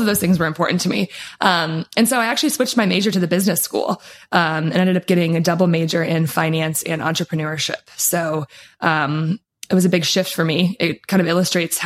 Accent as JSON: {"language": "English", "region": "Wisconsin", "country": "United States", "tie": "born or raised there", "moved": "yes", "lives_now": "Florida, United States", "said": "I am a cheesehead. So I grew up in good old Wisconsin, in the tundra, lots of cows, lots of cheese."}